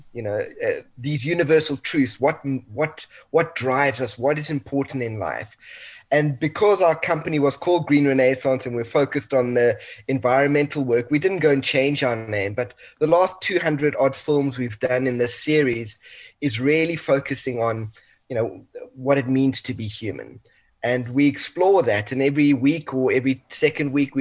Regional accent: South Africa; family's Italian, but 100% South African

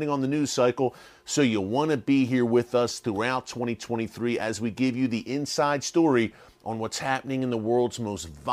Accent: United States; as an American

